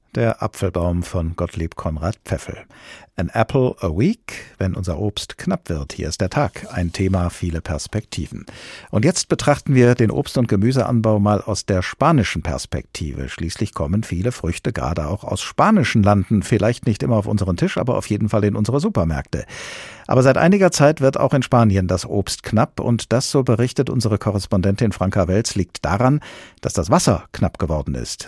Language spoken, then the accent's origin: German; Germany; bei uns in Deutschland